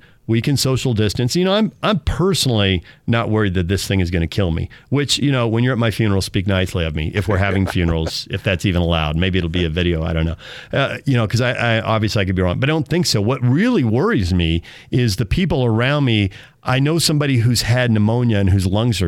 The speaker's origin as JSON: {"language": "English", "country": "United States"}